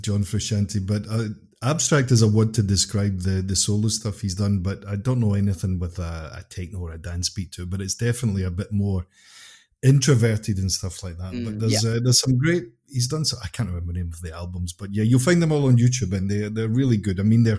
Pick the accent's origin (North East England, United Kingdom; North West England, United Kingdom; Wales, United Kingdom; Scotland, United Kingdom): Scotland, United Kingdom; Obviously, I'm from Scotland too.